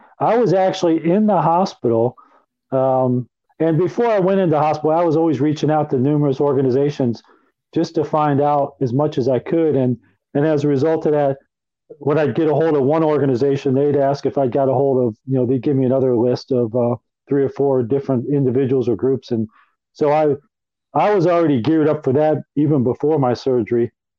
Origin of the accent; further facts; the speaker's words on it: Chicago, Illinois, United States; also born or lived in Philadelphia; Okay, I was born in Philadelphia in November of 1960. My dad worked for the Pennsylvania Railroad, so we had relocated several times while I was growing up. And we ended up in the suburbs of Chicago, Illinois.